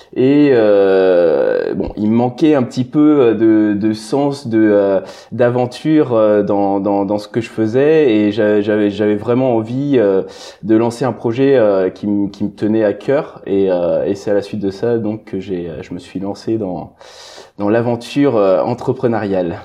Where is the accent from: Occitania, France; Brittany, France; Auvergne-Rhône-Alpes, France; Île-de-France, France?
Brittany, France; je suis originaire de, de Bretagne